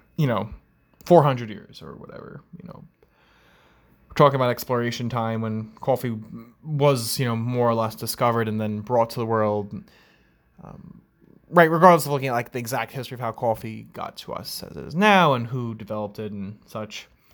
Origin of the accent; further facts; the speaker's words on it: Long Island, New York, United States; accent: New York accent, Long Island accent; I'm from New York as well, so uh, you know, growing up, coffee, right? You can kind of tell how I say the word is um, with the New York accent, Long Island, or that Long Island accent